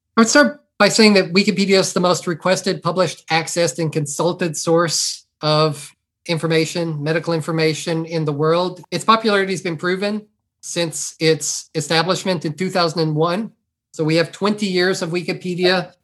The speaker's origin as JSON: {"language": "English", "area": "near Beaumont", "region": "Southeast Texas", "country": "United States", "tie": "born or raised there", "said": "I grew up in Southeast Texas"}